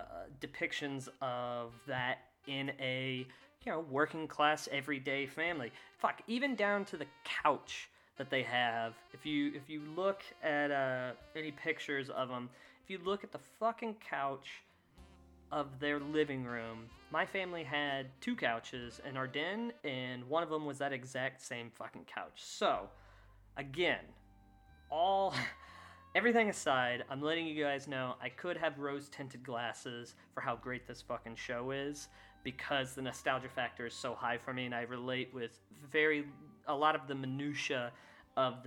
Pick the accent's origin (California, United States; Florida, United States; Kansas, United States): Kansas, United States; Growing up, I grew up in Kansas